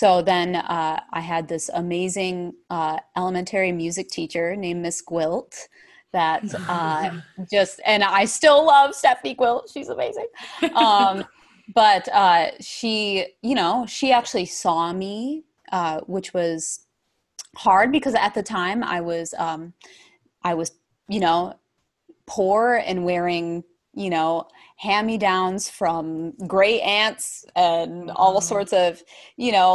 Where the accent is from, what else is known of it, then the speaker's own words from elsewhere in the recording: Verona, New York, United States; I grew up in Verona, New York, which is about, people hear, oh, wow, New York. It's about 5 hours from New York City